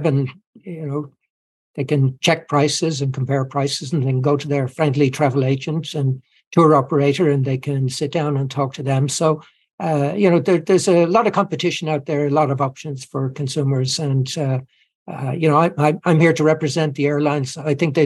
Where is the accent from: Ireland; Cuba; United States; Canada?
Ireland; as Irish people, we're well used to traveling around the world